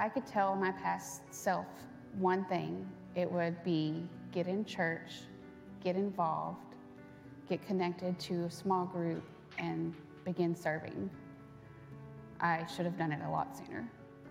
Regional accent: Burleson, Texas, United States; I grew up in Burleson

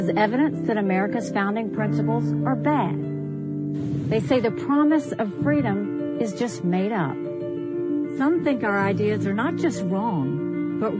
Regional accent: South Carolina, United States; I was born and raised in South Carolina

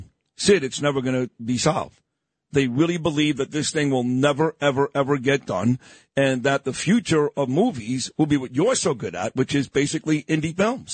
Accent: New York City, New York, United States; I'm from Brooklyn.

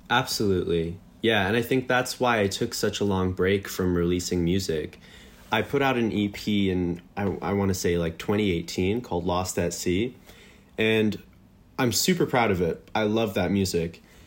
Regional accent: Des Plaines, Illinois, United States; now in Los Angeles, United States; I grew up in Des Plaines, uh, just five minutes from O'Hare.

